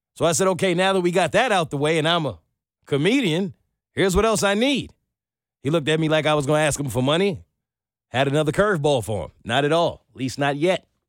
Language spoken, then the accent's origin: English; New York, United States; I'm from New York.